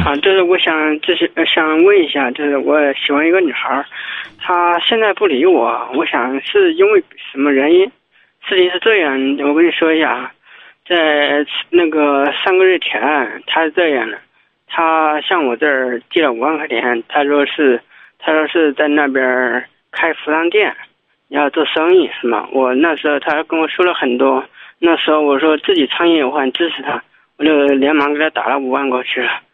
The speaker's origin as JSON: {"language": "Chinese", "town": "Huanggang", "region": "Hubei", "country": "China", "also_born_or_lived": "Beijing", "moved": "yes", "said": "我是黄冈的"}